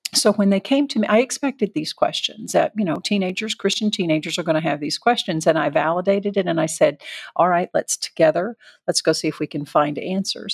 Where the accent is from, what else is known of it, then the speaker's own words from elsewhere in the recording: the South, United States; I was raised in the South